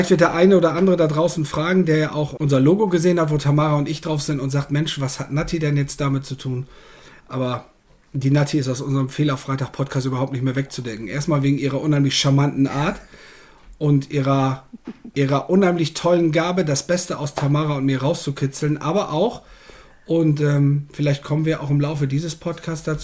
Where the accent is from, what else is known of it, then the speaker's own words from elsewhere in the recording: Bad Zwischenahn, Lower Saxony, Germany; Ich bin ähm, im wunderschönen Ammerland. Das grenzt an Ostfriesland. Ich komme aus Bad Zwischenahn.